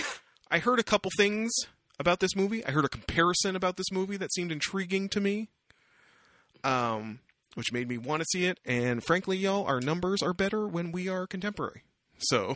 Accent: Windsor, Ontario, Canada; moved away as an adult; also born or lived in Kingston; I grew up in Windsor

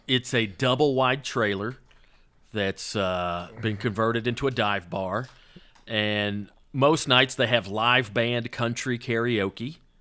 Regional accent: the South, United States; now in Los Angeles, United States; I grew up in the South

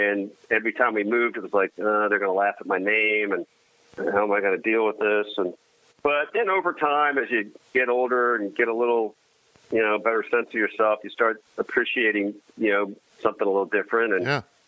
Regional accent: Swarthmore, Pennsylvania, United States; I always say my hometown is right outside Philadelphia, a town called Swarthmore, Pennsylvania.

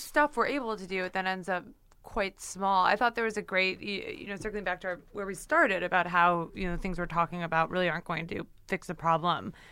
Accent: Ontario, Canada; now in United States; I grew up in Ontario

